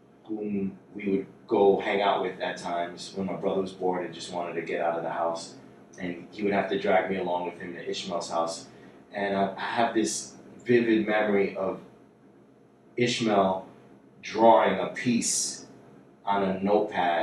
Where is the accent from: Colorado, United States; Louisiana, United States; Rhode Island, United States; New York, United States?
New York, United States; New York City; I was born and raised in Jackson Heights, Queens, New York City